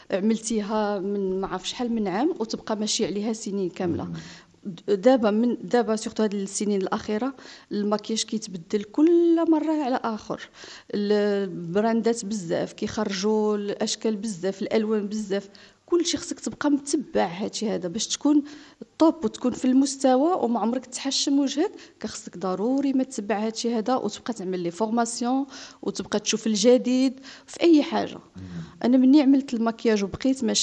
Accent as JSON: {"language": "Arabic", "country": "Morocco", "said": "آه باني جيت من المغرب وخلص ديك الثمن غير على ثلاث ايام"}